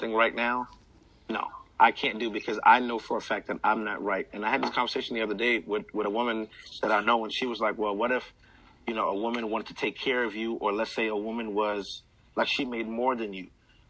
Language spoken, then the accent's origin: English; Queens, New York, United States; now in Georgia, United States; Queens Village. I'm originally from Ravenswood Projects. But Queens Village.